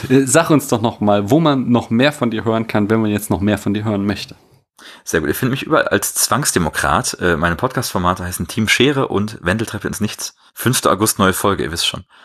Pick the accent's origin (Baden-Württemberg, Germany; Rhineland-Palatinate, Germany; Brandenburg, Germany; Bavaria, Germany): Bavaria, Germany; Bin ich da als Bayer nicht verpflichtet, Bakterien zu sagen?